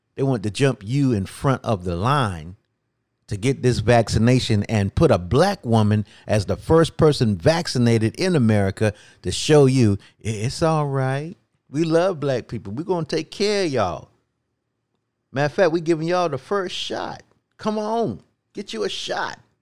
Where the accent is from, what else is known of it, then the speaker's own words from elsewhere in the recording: North Carolina, United States; my home state of North Carolina